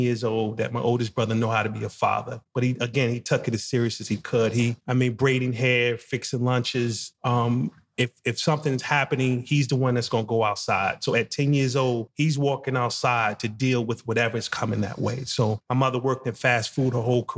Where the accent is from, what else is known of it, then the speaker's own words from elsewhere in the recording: Jersey City, New Jersey, United States; also born or lived in Spartanburg, South Carolina; growing up in Jersey City and the part where I grew up